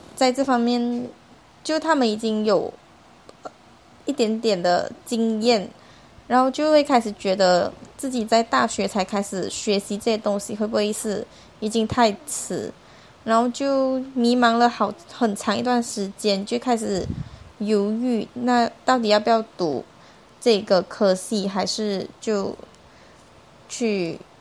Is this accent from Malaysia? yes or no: yes; Malaysia; moved away as an adult; now in Taiwan; 我是来自马来西亚的